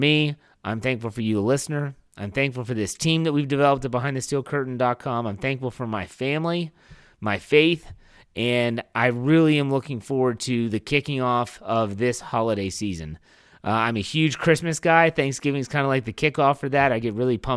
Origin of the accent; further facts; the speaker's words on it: Wheeling, West Virginia, United States; moved away; My hometown of Wheeling, West Virginia is where my parents still live